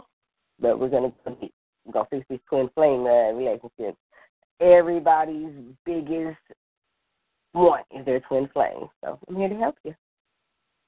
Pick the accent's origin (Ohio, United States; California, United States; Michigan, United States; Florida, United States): California, United States; Los Angeles; I'm from Los Angeles, California